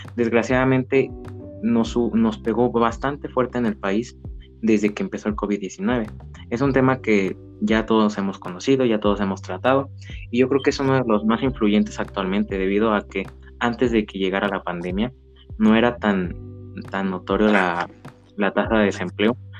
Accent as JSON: {"language": "Spanish", "country": "Mexico", "said": "como mexicanos"}